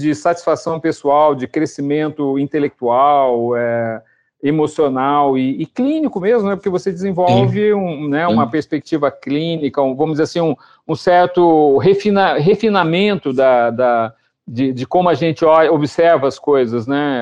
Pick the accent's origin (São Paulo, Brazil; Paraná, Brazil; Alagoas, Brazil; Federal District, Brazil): Paraná, Brazil; Londrina; moved away as an adult; now in Curitiba, Brazil; eu que saí de Londrina